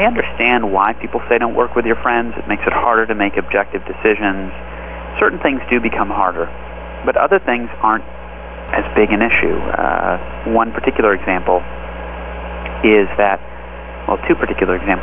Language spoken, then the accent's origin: English; Los Angeles, California, United States; also born or lived in Palo Alto; I grew up in Los Angeles